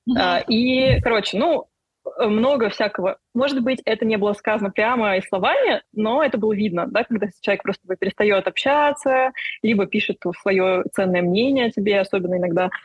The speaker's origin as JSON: {"language": "Russian", "country": "Russia", "said": "я как бы из России"}